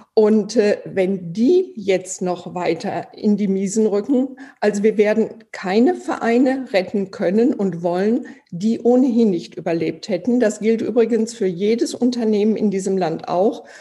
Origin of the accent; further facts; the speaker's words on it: Iserlohn, North Rhine-Westphalia, Germany; Ich komme aus Iserlohn. Hier spielen die Iserlohn Roosters.